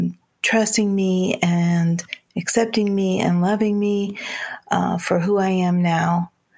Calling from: Indiana, United States; I'm calling from Indiana.

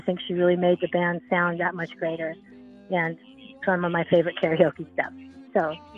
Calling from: Portland, Oregon, United States; Hi, this is … I'm calling from Portland, Oregon.

